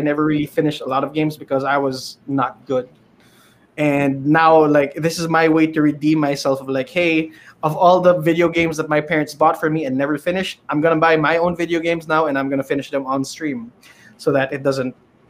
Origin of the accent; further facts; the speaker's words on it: Philippines; especially being a Filipino streamer? So internet, number one. Always the internet.